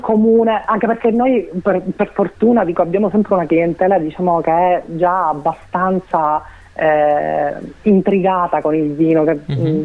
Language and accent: Italian; Sicily, Italy; resto legata alla mia terra